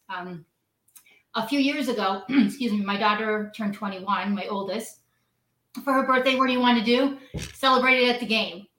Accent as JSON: {"language": "English", "town": "Cheektowaga", "region": "New York", "country": "United States", "tie": "born or raised there", "also_born_or_lived": "Buffalo, New York", "said": "born in Buffalo, raised in Cheektowaga. I still live there now"}